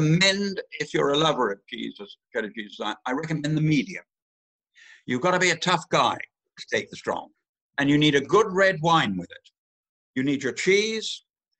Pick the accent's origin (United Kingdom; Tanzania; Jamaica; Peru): United Kingdom; Weston-super-Mare, South West England; I come from Western Supermare